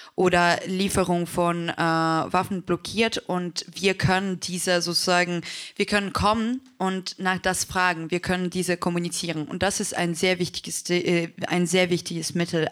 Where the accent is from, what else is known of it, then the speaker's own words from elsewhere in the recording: Kharkiv, Kharkiv Oblast, Ukraine; German is a second language; now in Germany; Ich zum Beispiel bin in Deutschland seit äh, ähm, sieben Jahren und ich erinnere mich, als wir hierher mit meiner Familie gekommen sind. Wir kommen aus Kharkiv